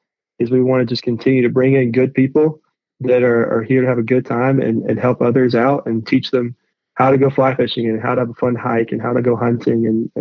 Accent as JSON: {"language": "English", "town": "Boone", "region": "North Carolina", "country": "United States", "tie": "born or raised there", "said": "I grew up in Boone"}